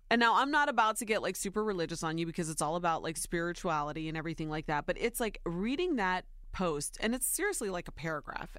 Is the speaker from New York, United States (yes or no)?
no; Ohio, United States; born or raised there